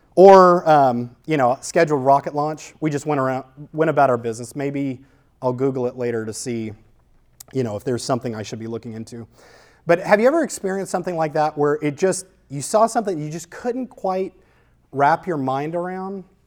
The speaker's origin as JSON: {"language": "English", "town": "New Orleans", "region": "Louisiana", "country": "United States", "tie": "born or raised there", "said": "I grew up in New Orleans"}